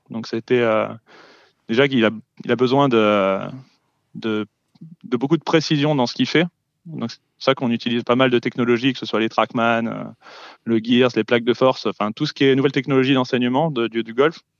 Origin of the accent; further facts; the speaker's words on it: Lyon, Auvergne-Rhône-Alpes, France; Ah bah ouais, là, c'était, ah, bah, c'était magnifique. je pense que ça fait, ça fait plaisir. Au moins, ça met, on supporte Lyon